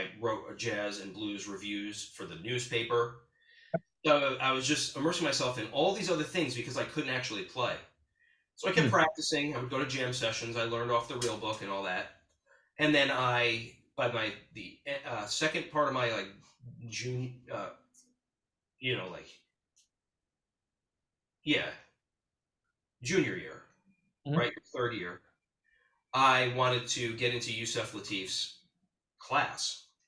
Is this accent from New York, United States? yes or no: yes; Hudson, New York, United States; now in Brooklyn, United States; Well, I moved around a lot. So I'm from Hudson, New York.